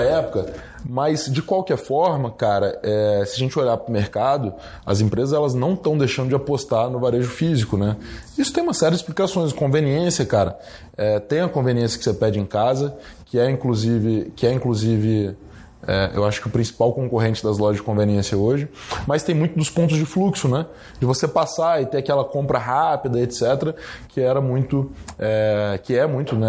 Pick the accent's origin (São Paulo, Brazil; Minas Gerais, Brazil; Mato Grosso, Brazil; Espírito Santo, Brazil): Espírito Santo, Brazil; Guarapari; Eu não sou de Vitória, sou de Guarapari